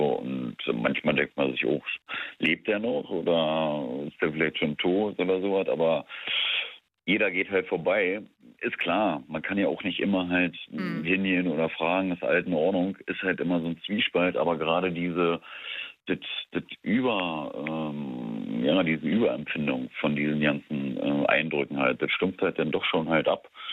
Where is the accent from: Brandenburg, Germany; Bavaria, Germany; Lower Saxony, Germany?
Brandenburg, Germany; now in Berlin, Germany; zugezogen eigentlich Brandenburger